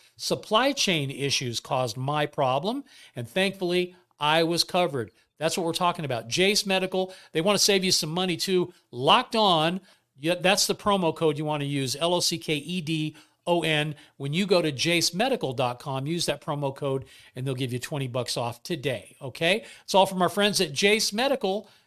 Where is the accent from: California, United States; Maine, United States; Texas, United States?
California, United States; Bay Area; we grew up in the Bay Area